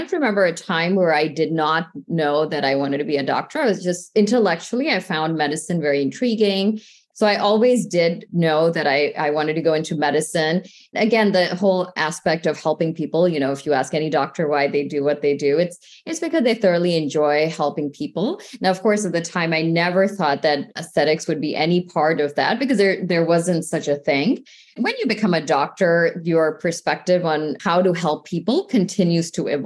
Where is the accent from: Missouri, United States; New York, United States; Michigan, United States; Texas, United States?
Missouri, United States; St. Louis; I grew up in the Midwest in the St. Louis area.